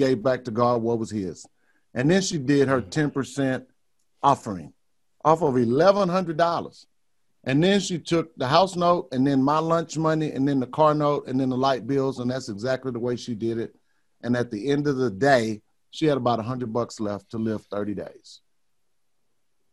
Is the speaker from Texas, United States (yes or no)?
yes; Beaumont, Texas, United States; also born or lived in Houston, Texas / Dallas, Texas / Amarillo, Texas; I grew up in Beaumont, Texas. I lived most of my life in Houston and Dallas and Amarillo, Texas. Never been outside of Texas.